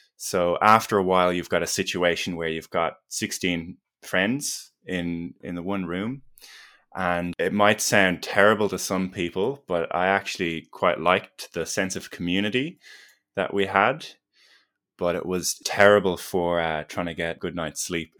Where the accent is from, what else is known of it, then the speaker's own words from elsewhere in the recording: Ireland; accent: Irish; moved away as an adult; also born or lived in Melbourne, Australia; now in Australia; I grew up in Ireland and did my undergraduate in exercise